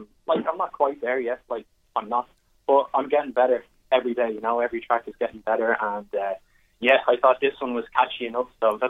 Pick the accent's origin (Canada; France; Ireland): Ireland; Dublin, Leinster; So I'm from Coolock myself, born and bred here, 21 years old, currently studying business in DCU.